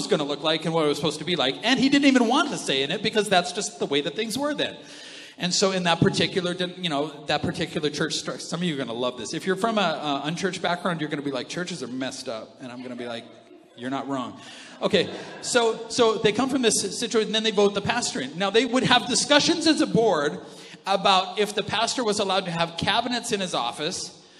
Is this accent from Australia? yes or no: no; Canada; we're from Canada, we think that that's normal